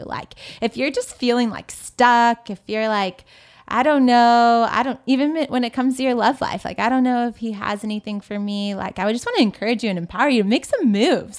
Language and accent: English; Southern California, United States; I'm from Southern California